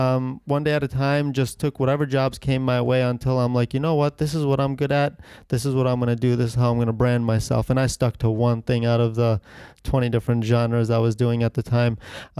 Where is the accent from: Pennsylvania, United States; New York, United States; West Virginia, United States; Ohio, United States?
Ohio, United States; moved away as an adult; now in Connecticut, United States; And I moved from Ohio to Connecticut right about 18 years old to go to business school in Connecticut.